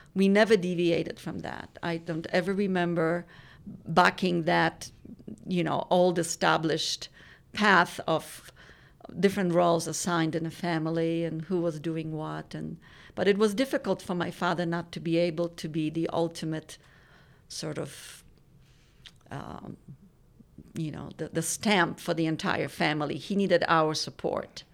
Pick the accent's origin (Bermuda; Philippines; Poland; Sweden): Poland; born or raised there; moved away